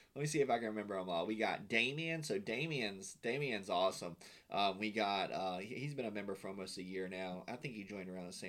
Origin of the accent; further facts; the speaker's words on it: Florida, United States; And I'm me being from Florida